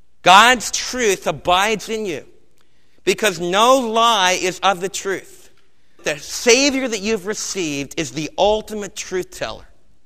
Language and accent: English; United States; as Americans